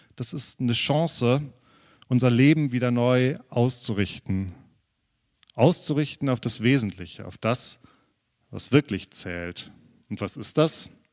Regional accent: Germany; wir als Deutsche

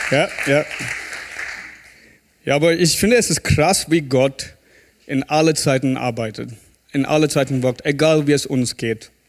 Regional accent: South India, India; German is a second language; moved away; Ich komme aus Indien, aus Südindien, wo es warm ist und heiß.

